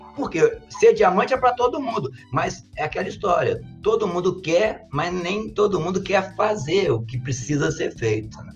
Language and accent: Portuguese; Colatina, Espírito Santo, Brazil; also born or lived in Vila Velha; now in Santa Teresa, Brazil; eu nasci em Colatina, é, em 1961